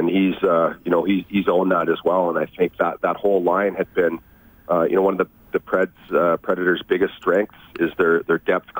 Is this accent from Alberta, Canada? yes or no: yes; Red Deer, Alberta, Canada; Born and raised Red Deer, yeah.